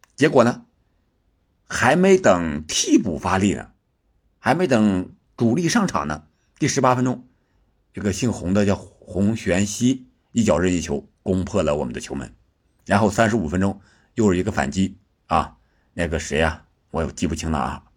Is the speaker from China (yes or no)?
yes; China; 我们中国人